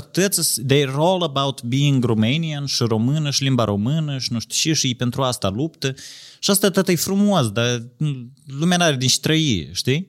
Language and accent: Romanian; Moldova; noi ne rușinăm de faptul că suntem moldoveni